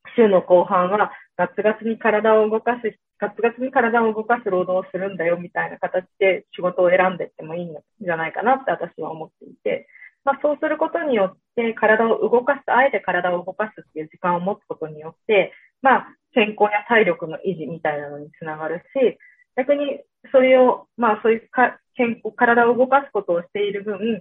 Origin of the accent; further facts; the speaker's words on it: Ota, Gunma, Japan; moved away as an adult; 私、群馬県の太田市出身なので